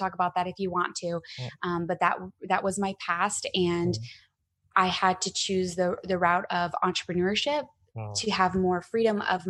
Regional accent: Arizona, United States; moved away as an adult; also born or lived in Scottsdale, Arizona / San Diego; I'm from Arizona and I was living in Scottsdale

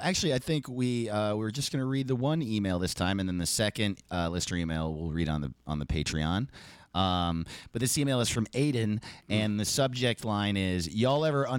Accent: New York, United States; New York, what's up? I'm from New York, so get excited.

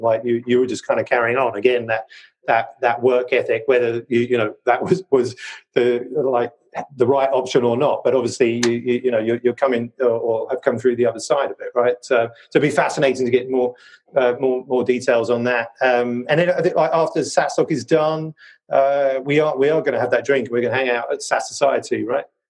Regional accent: United Kingdom; my British genes

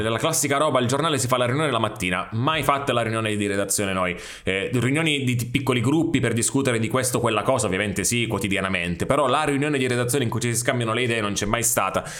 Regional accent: Sicily, Italy; sono siciliano

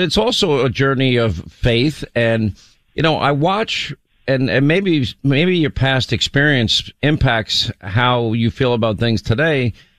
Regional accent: New York, United States; I grew up in New York

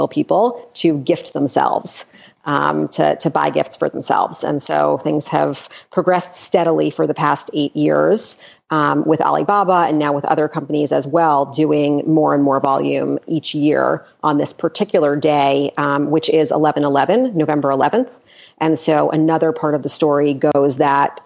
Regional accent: New York, United States; also born or lived in Los Angeles; New York, which is my hometown

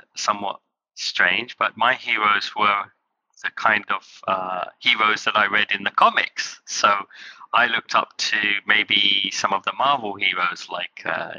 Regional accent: Kent, South East England, United Kingdom; also born or lived in London; I was born in London and I grew up in Kent, which was quite nice, or green and scenic.

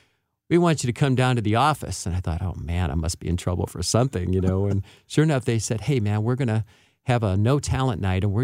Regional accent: St. Louis, Missouri, United States; moved away as an adult; now in California, United States; I was raised in St. Louis

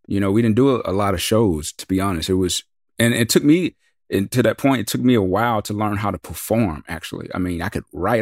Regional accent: the South, United States; we're from the South

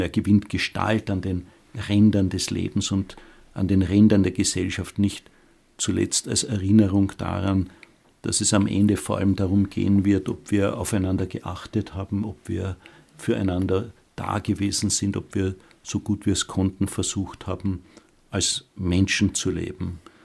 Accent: Austria; unser Land Österreich

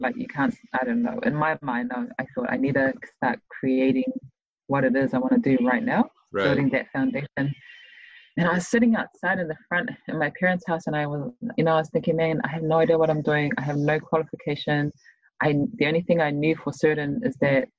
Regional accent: Auckland, New Zealand; also born or lived in Tonga / Pennsylvania, United States; I'm from Mangere

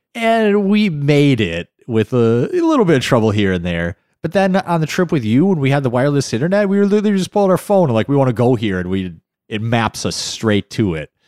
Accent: Midwest, United States; Not just being American, but the Midwest

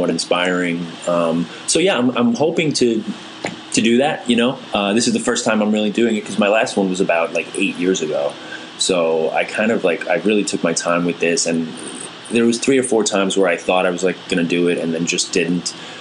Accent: New York City, New York, United States; I grew up in Queens

